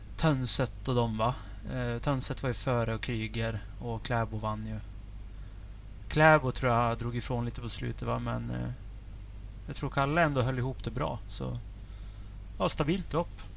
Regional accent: Sweden; som svensk

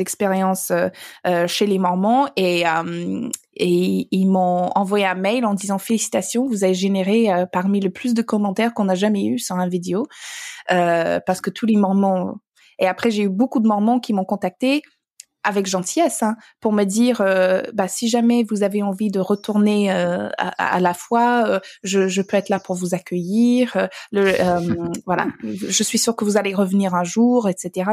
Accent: Alberta, Canada; French is a second language; now in France; j'ai grandi dans l'Alberta

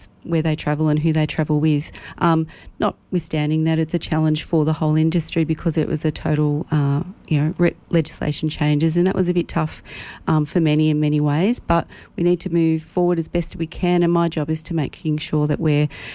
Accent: Ruffy, Victoria, Australia; also born or lived in Euroa; I'm born and bred in Ruffy, and then married the guy down the road and stayed around.

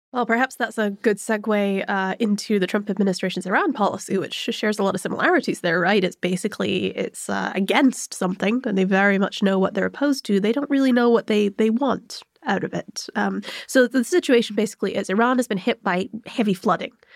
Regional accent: United Kingdom; I'm also British

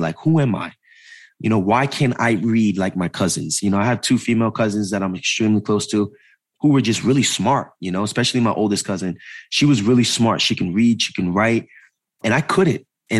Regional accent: Jersey City, New Jersey, United States; born there; So I was born in Jersey City, New Jersey, and born downtown Jersey City, New Jersey.

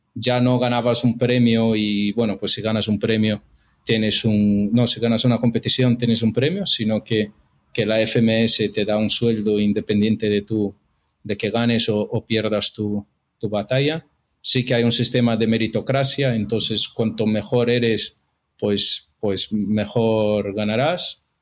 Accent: São Paulo, Brazil; Spanish is a second language; moved away as an adult; now in Madrid, Spain; yo soy brasileño, estudié toda mi vida hasta terminar la universidad en Brasil, en São Paulo

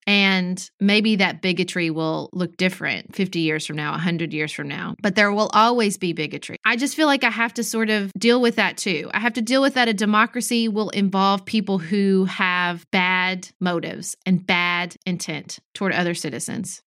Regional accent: United States; we as American citizens

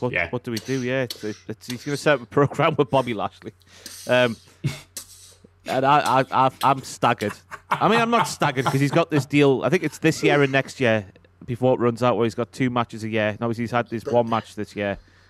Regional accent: Newcastle upon Tyne, North East England, United Kingdom; being a Newcastle and an England fan

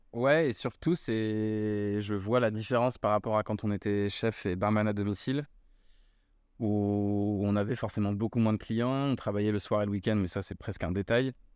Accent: Paris, Île-de-France, France; moved away as an adult; also born or lived in Australia; now in Bordeaux, France; Je suis parisien de souche.

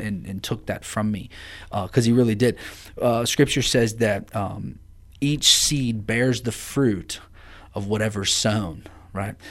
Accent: Amanda, Ohio, United States; I grew up in Amanda, Ohio

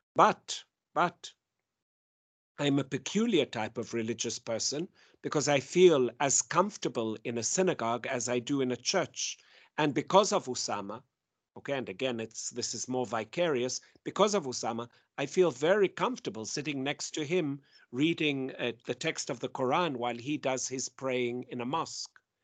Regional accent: South Africa; now in Jerusalem; I come from South Africa

